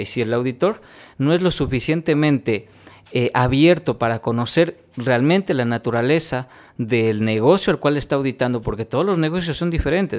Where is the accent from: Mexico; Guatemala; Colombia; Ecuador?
Ecuador; he podido sacar pecho diciendo que vengo de Ecuador